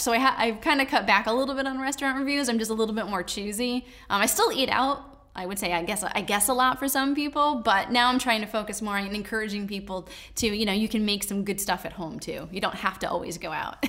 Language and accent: English; Danbury, Connecticut, United States; I grew up here.